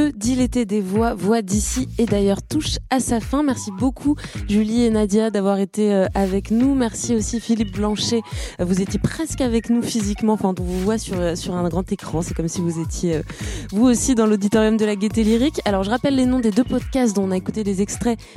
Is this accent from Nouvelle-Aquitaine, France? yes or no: no; Bandol, Provence-Alpes-Côte d'Azur, France; je viens de Bandol du sud de la France.